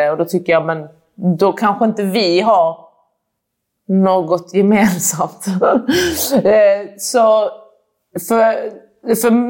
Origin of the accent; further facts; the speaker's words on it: Iran; Alltså jag är också iranier, liksom, att det är jätteviktigt att visa att man kan.